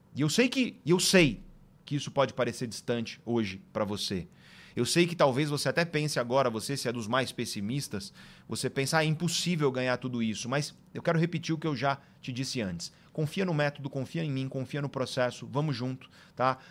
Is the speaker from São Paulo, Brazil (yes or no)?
yes; Guarujá, São Paulo, Brazil; moved away as an adult; also born or lived in Santos; now in São Paulo, Brazil; eu sou do litoral de São Paulo, né? Eu nasci em Santos e eu cresci no Guarujá